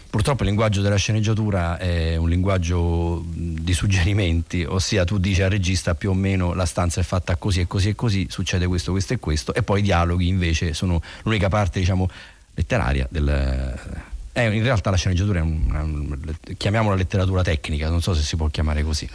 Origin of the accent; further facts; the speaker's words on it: Rome, Lazio, Italy; noi che siamo romani